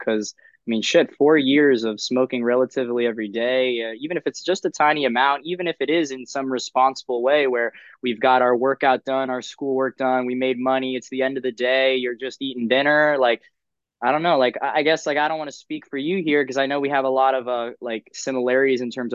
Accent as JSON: {"language": "English", "town": "Miami Beach", "region": "Florida", "country": "United States", "moved": "yes", "lives_now": "Philadelphia, United States", "said": "I'm actually originally from Miami Beach, Florida, and I moved from sunny Florida up to where it's always sunny in Philadelphia"}